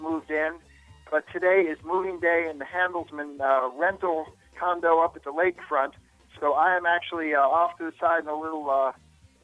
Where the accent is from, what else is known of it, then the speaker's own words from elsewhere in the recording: Baltimore, Maryland, United States; also born or lived in New York; now in New Orleans, United States; I grew up in Baltimore.